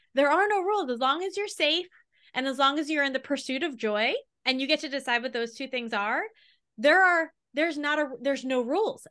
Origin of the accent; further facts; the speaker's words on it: Long Island, New York, United States; we grew up on Long Island. I moved back to Long Island from New York City